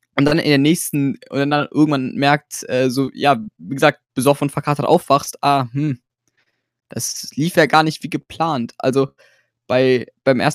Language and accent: German; Cologne, North Rhine-Westphalia, Germany; ich bin nur gebürtiger Kölner